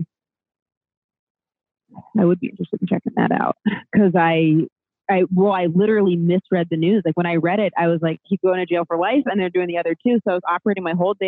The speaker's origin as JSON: {"language": "English", "region": "Maine", "country": "United States", "said": "I'm from Maine"}